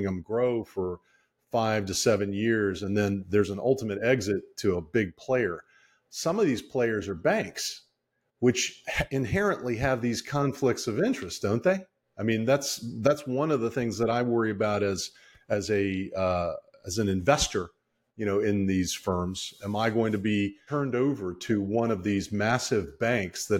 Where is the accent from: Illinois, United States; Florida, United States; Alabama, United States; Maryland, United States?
Maryland, United States; I grew up in Maryland